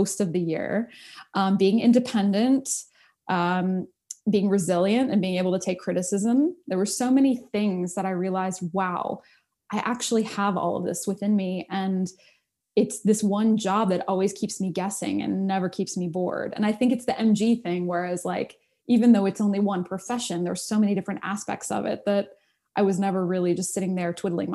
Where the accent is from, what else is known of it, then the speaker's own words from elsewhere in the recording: United States; I'm an American kid from the suburbs, you know, didn't grow up with culture or anything like that.